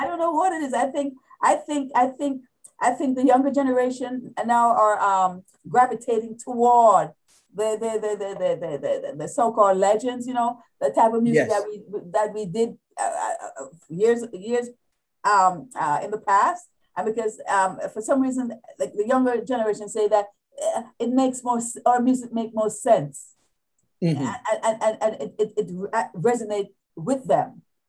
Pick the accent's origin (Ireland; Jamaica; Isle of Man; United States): Jamaica; Kingston, Saint Andrew Parish; Yes, yes. St. Andrews, Red Hills, huh? Up there, Upper Kirkland.